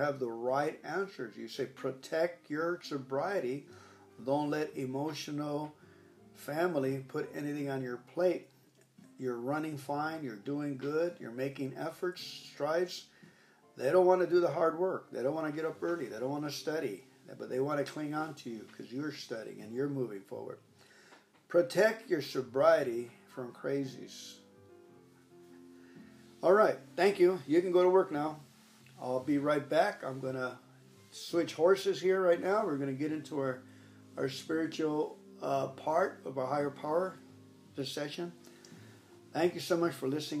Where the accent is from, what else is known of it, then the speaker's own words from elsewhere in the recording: Los Angeles, California, United States; I'm from the Los Angeles Dodger area